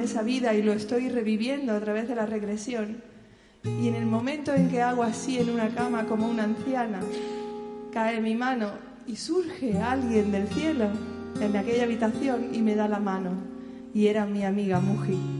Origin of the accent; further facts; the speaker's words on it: Seville, Andalusia, Spain; moved away as an adult; also born or lived in Barcelona; soy de Sevilla